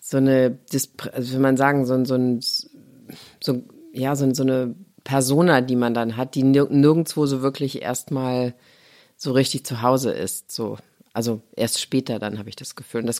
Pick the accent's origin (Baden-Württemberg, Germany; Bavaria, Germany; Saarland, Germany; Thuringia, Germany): Saarland, Germany; Saarlouis; moved away as an adult; also born or lived in Los Angeles; ich komme aus Louis